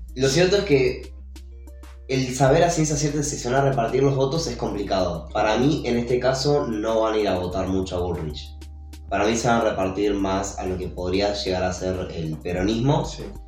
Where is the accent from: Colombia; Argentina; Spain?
Argentina; nosotros como argentinos